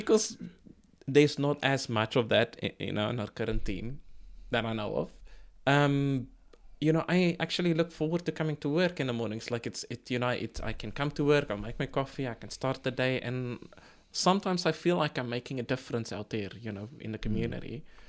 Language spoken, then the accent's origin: English; South Africa; now in New Zealand; So when I came to New Zealand from South Africa, I ended up in a bakery, you know, working as a baker's assistant